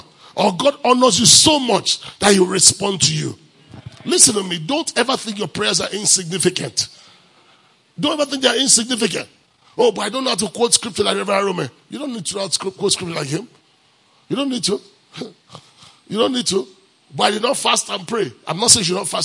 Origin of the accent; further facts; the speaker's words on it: Nigeria; moved away; I'm from Africa. Where in Africa? Nigeria.